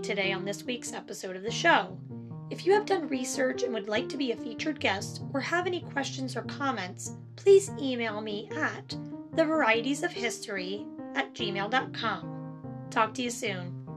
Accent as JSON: {"language": "English", "region": "New Jersey", "country": "United States", "said": "I am from New Jersey, and so I say coffee and I say chocolate, and that's how I say it."}